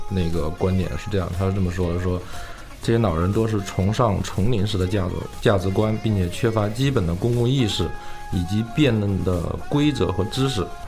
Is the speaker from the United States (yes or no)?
yes; United States; 我们美国人是无法理解这一点